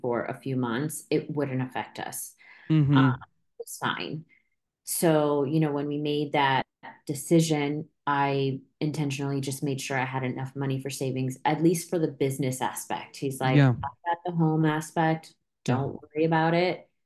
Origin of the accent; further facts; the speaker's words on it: Miami, Florida, United States; now in Orlando, United States; I am actually originally from Miami.